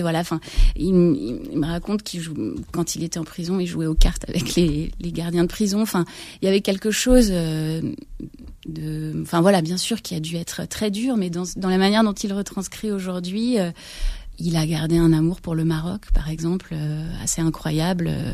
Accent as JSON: {"language": "French", "town": "Créteil", "region": "Île-de-France", "country": "France", "tie": "born or raised there", "said": "j'ai grandi à Créteil"}